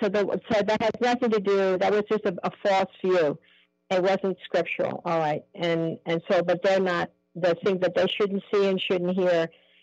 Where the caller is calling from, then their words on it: United States; I'm somewhere in the States. I'm watching you online.